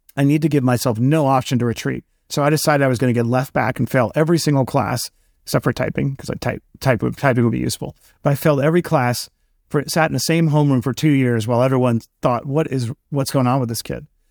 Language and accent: English; New York City, New York, United States; I grew up in Queens, New York